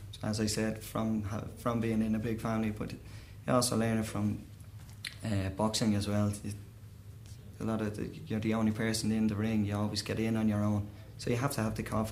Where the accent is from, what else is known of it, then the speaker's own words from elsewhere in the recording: Dublin, Leinster, Ireland; I'm from Dublin. I come from Green Hills in Dublin